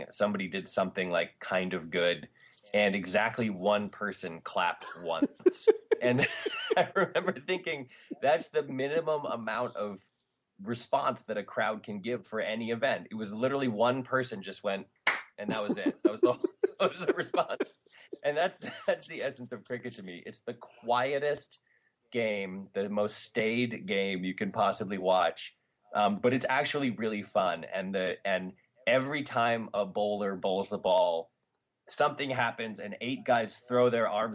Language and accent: English; Hartford, Connecticut, United States; I grew up in Hartford, Connecticut